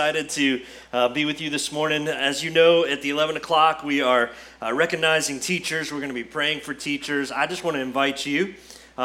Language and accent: English; Brandon, Florida, United States; now in Kentucky, United States; my home will always be Brandon, Florida. That when people ask, where are you from? I always say, I'm from Brandon, Florida